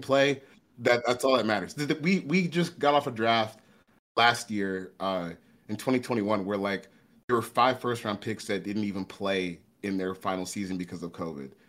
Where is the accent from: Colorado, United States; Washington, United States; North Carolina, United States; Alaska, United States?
North Carolina, United States; Charlotte; moved away; we grew up in Charlotte for a little bit.